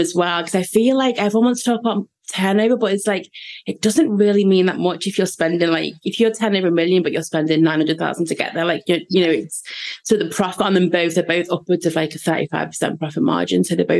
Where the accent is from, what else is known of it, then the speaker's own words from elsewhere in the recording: the Wirral, North West England, United Kingdom; I'm from the Wirral, if you don't know that, basically Liverpool is my city.